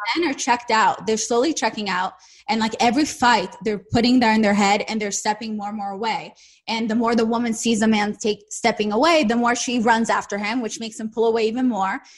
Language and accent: English; Saint Petersburg, Russia; English is a second language; moved away; I'm from St. Petersburg.